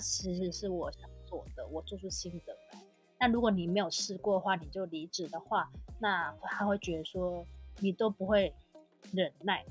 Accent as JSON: {"language": "Chinese", "country": "Taiwan", "tie": "born or raised there", "said": "我当然会以台湾人的个性，就是我们台湾人就是讲话不会比较直接"}